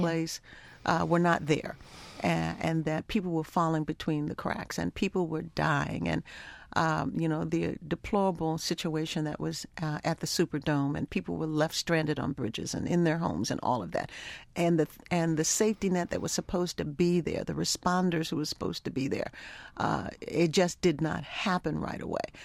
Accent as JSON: {"language": "English", "town": "Baltimore", "region": "Maryland", "country": "United States", "tie": "born or raised there", "also_born_or_lived": "Africa", "said": "I grew up in Baltimore"}